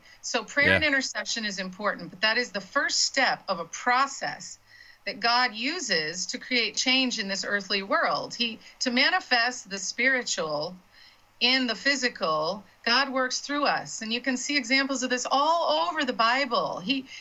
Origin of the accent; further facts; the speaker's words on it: Florida, United States; I'm from Florida and I cut my teeth on Florida politics